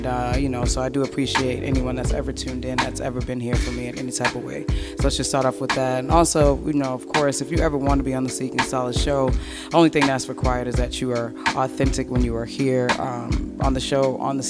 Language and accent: English; East Coast, United States; I mean, I'm used to it. Like I said, I'm from the East Coast